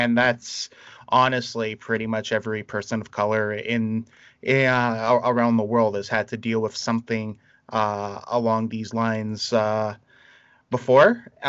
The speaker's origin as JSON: {"language": "English", "town": "Toronto", "region": "Ontario", "country": "Canada", "tie": "born or raised there", "said": "we started about being in Toronto. I grew up in a lot of like predominantly minority communities. I was raised in Little Jamaica. I spent a lot of time in Lawrence Heights."}